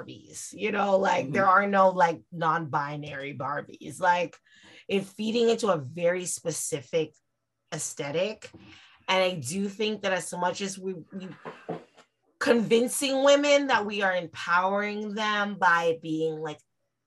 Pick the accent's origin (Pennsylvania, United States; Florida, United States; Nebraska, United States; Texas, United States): Florida, United States; Miami; obviously I'm Nigerian, I grew up in Miami